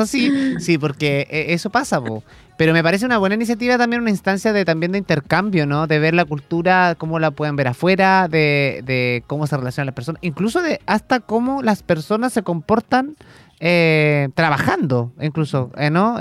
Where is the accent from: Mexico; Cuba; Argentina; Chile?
Chile